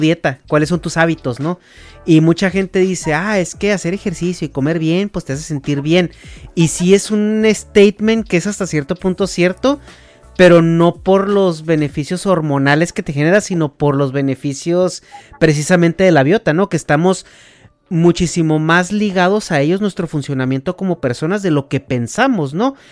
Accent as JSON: {"language": "Spanish", "region": "Chihuahua", "country": "Mexico", "tie": "born or raised there", "moved": "yes", "said": "vengo de Chihuahua, digo provincia"}